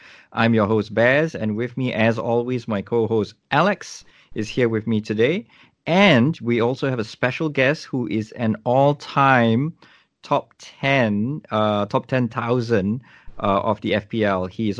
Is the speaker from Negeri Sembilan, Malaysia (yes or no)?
no; Subang Jaya, Selangor, Malaysia; Actually, I'm from Malaysia as well.